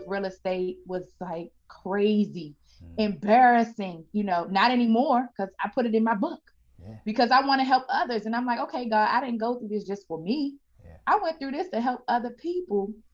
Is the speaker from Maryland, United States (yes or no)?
yes; Landover, Maryland, United States; also born or lived in Washington, D.C.; born and raised in the DMV area. I was born in Washington, D.C., and we were raised in Landover, Maryland